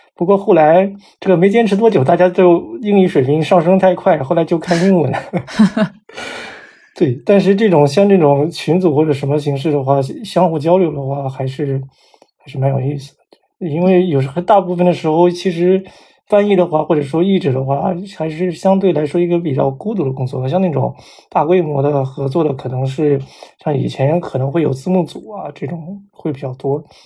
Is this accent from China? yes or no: yes; China; moved away as an adult; also born or lived in United States; 我说我是中国来的